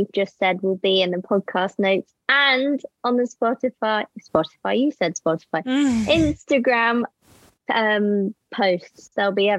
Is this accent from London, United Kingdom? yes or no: no; Northamptonshire, East Midlands, United Kingdom; when I'm at home, I live relatively near it. I'm from Northamptonshire originally.